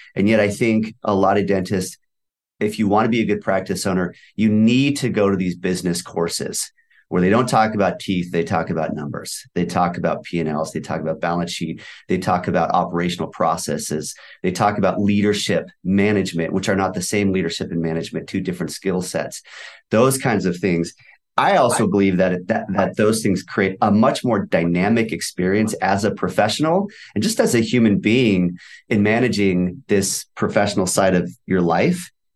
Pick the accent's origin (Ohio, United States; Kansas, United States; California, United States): California, United States; Valencia; also born or lived in Thousand Oaks; I grew up in Valencia, which is probably thirty minutes away from you also